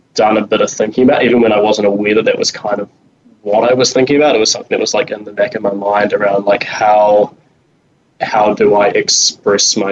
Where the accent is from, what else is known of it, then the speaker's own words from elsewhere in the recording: Wellington, New Zealand; I'm from New Zealand, from Wellington, the greatest city in the world